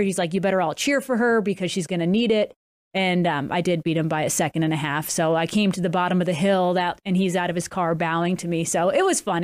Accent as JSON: {"language": "English", "town": "Wilbraham", "region": "Massachusetts", "country": "United States", "tie": "born or raised there", "moved": "yes", "said": "my hometown, Wilbraham, Mass"}